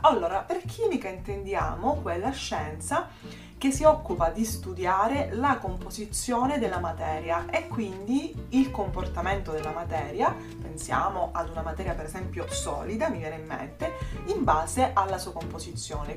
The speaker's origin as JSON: {"language": "Italian", "region": "Sicily", "country": "Italy"}